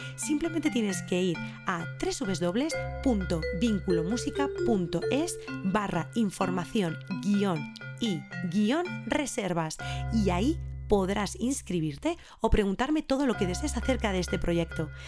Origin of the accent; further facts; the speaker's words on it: Ávila, Castile and León, Spain; nací en Ávila en el año 1986